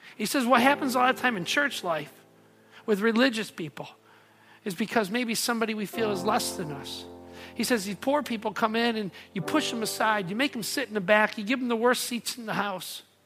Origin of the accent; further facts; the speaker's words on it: North Monroe County, Michigan, United States; moved away as an adult; also born or lived in Downriver, Michigan; now in Taylor, United States; I grew up in North Monroe County, hung out a lot in southern part of Downriver